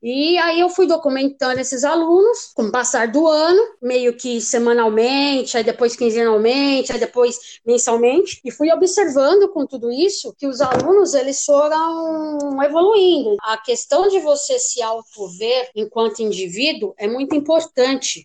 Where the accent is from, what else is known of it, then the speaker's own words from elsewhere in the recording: São Paulo, Brazil; Desde 5, 6 anos, eu já ia a algumas exposições nos principais museus da cidade de São Paulo, né? Eu sou daqui de São Paulo